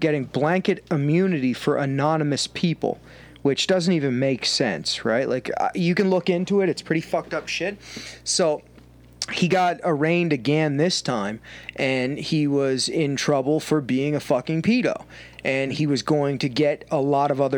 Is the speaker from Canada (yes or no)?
yes; Canada; I'm Canadian